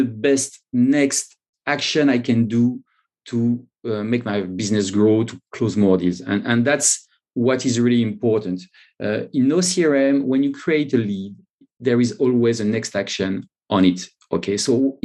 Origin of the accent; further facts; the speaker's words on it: France; accent: French; English is a second language; now in London, United Kingdom; I'm not in France. I live in London, but yes, but from my accent, you can see that I'm French